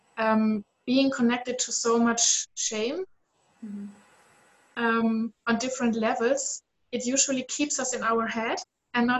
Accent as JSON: {"language": "English", "region": "Southern Germany", "country": "Germany", "tie": "born or raised there", "said": "I grew up in South Germany, very conservative"}